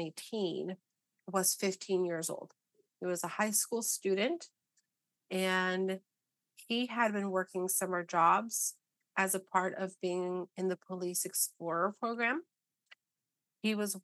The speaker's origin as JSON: {"language": "English", "region": "Arizona", "country": "United States", "tie": "born or raised there", "said": "I grew up in Arizona."}